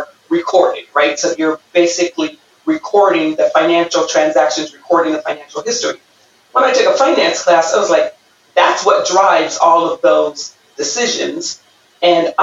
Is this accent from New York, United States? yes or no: no; Pomona, California, United States; I grew up right here in Southern California in Pomona. I went to Pomona High School.